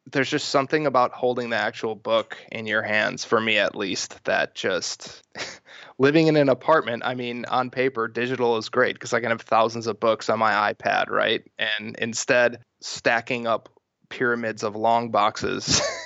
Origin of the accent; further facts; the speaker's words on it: Milwaukee, Wisconsin, United States; now in Santa Monica, United States; I grew up in Milwaukee